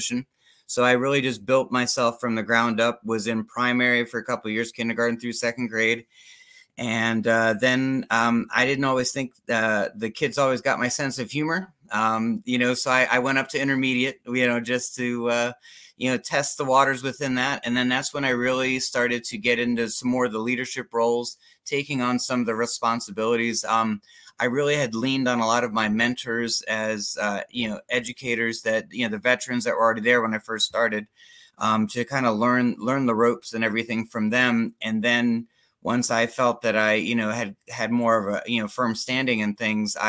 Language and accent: English; Germantown, Maryland, United States; moved away as an adult; now in Florida, United States; I grew up in Germantown, Maryland, just out of Washington, D.C. Moved down here to go to college